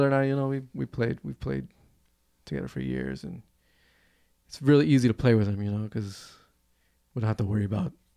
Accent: Clearwater, Florida, United States; we're from Florida, so we go to the beach and play on this pier, Pier 60 in Clearwater.

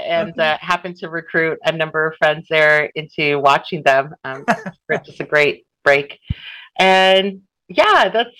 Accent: Southern California, United States; moved away as an adult; now in Lebanon; I was born and raised in Southern California to an Asian American family. We're Filipino American.

